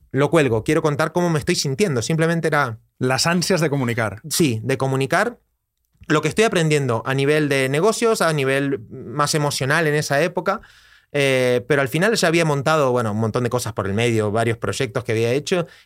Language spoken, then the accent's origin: Spanish; Costa Rica; moved away as an adult; now in Barcelona, Spain; Pues yo vengo de Costa Rica a Barcelona a hacer un máster, máster de desarrollo personal